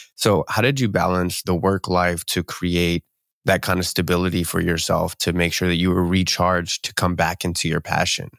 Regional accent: outside of the Philadelphia area, Pennsylvania, United States; moved away as an adult; now in Seattle, United States; I'm actually from the East Coast, so I'm, I'm right right out uh, outside of the Philadelphia area, and moved

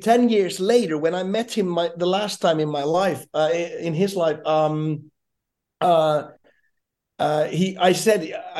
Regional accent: Jakobstad, Ostrobothnia, Finland; my hometown, Jakobstad, where I'm from

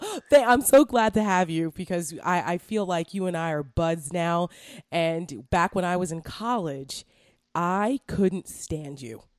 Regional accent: Bergen County, New Jersey, United States; moved away; I'm from Bergen County

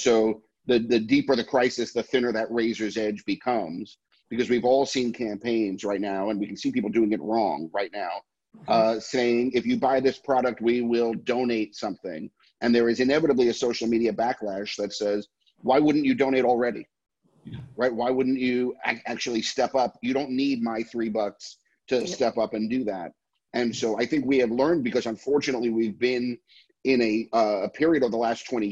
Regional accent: New York City, New York, United States; I'm a New Yorker my entire life, a Manhattanite for as long as I can stand on my own

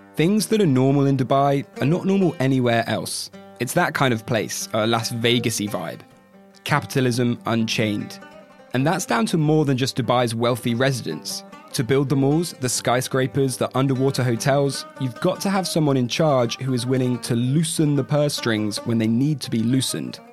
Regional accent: United Kingdom; As a Brit

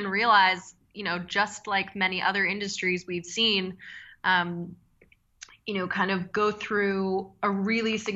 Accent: Philadelphia, Pennsylvania, United States; I grew up in Philadelphia.

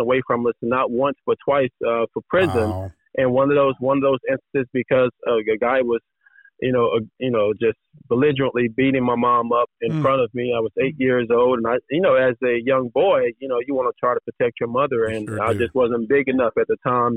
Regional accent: Dallas, Texas, United States; moved away as an adult; now in California, United States; I was originally from Dallas, Texas

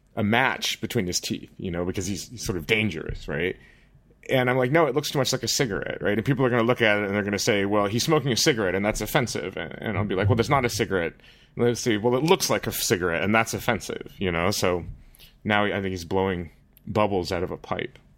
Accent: United States; now in Netherlands; I, as an American

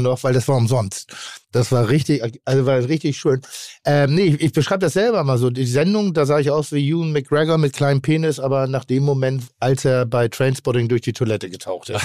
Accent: Northern Germany, Germany; ich bin Norddeutscher

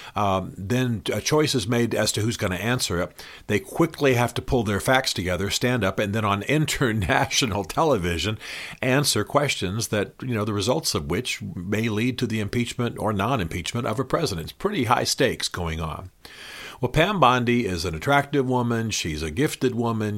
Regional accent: Tennessee, United States; also born or lived in Washington, D.C. / Nashville; I am from Tennessee, as you know. I lived in Tennessee for many years, and now I split my time between D C and Nashville

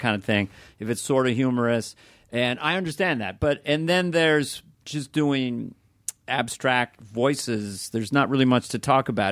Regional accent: Northern California, United States; we're from Northern California

